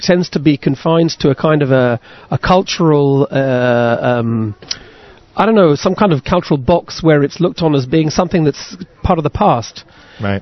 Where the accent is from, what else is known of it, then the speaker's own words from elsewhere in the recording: United Kingdom; I come from Britain